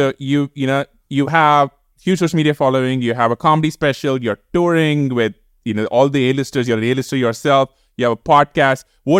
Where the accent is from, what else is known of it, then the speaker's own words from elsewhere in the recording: India; now in United States; this is why I left India, right?